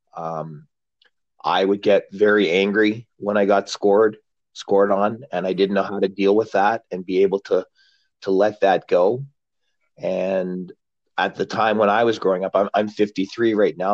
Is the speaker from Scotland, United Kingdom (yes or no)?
yes; Glasgow, Scotland, United Kingdom; I was born in Glasgow